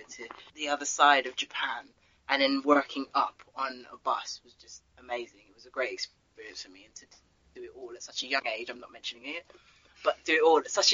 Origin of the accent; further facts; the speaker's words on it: London, United Kingdom; I'm from London